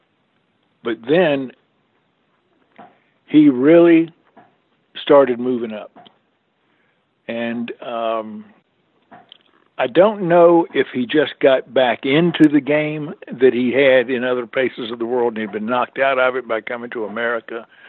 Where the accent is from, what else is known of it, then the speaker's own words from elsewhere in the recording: Greensboro, North Carolina, United States; Greensboro, North Carolina, my hometown of all places